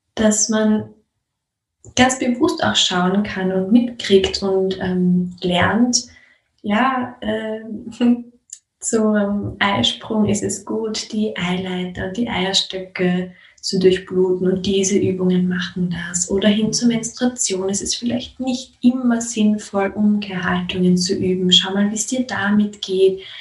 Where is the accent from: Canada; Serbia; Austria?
Austria; bei uns in Österreich